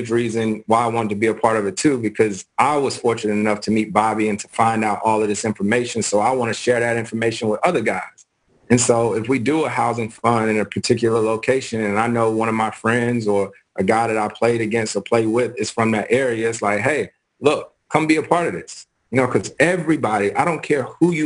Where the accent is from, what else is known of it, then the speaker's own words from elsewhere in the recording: Winston-Salem, North Carolina, United States; growing up in Winston-Salem, North Carolina, my dad was in a bowling league.